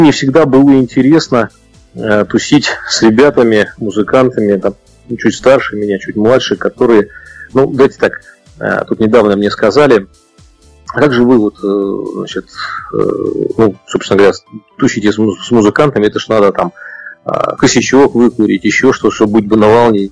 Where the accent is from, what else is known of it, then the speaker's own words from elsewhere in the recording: Saint Petersburg, Russia; я еще в Ленинграде родился